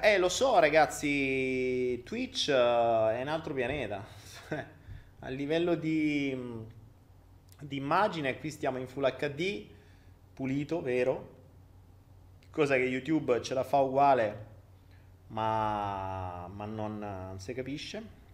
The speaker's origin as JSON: {"language": "Italian", "country": "Italy", "moved": "yes"}